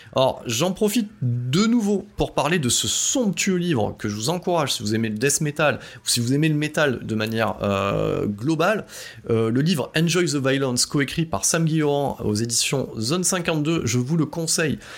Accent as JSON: {"language": "French", "area": "Drôme Provençale", "region": "Auvergne-Rhône-Alpes", "country": "France", "said": "je viens de la Drôme-Provençale"}